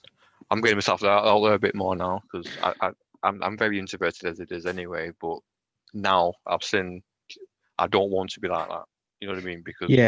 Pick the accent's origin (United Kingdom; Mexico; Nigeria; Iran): United Kingdom; Lancashire, North West England; accent: Lancashire; I am in Lancashire. Can you tell by my accent?